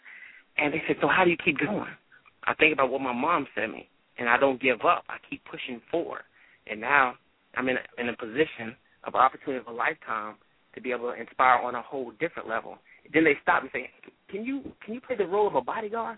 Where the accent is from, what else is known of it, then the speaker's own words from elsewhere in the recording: Tarver, North Carolina, United States; I'm from Tarver, North Carolina